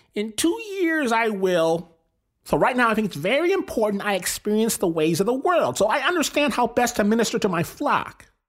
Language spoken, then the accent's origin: English; Michigan, United States; I'm from Michigan, not LA, not New York